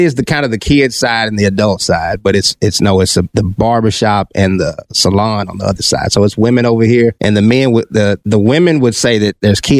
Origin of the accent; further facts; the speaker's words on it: Pine Bluff, Arkansas, United States; also born or lived in Little Rock, Arkansas; I was born in Pine Bluff, Arkansas.